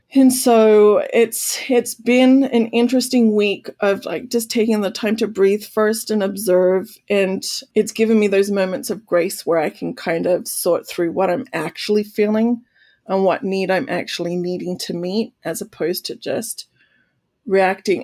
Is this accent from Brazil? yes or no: no; Australia; now in United States; I'm an Australian